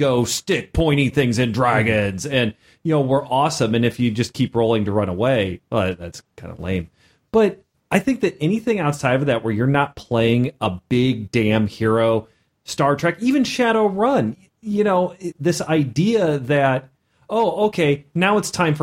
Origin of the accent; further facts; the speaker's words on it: Missouri, United States; I'm Midwest